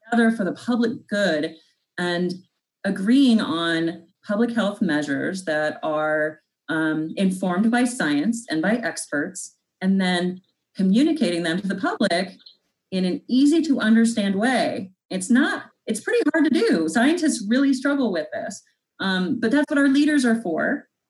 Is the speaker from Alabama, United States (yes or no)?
no; North Platte, Nebraska, United States; In my hometown of North Platte, Nebraska